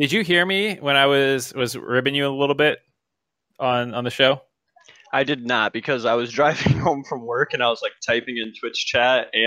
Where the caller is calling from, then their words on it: Detroit, Michigan, United States; I'm calling from the worst destination for an LCS Finals to ever be, Detroit, Michigan.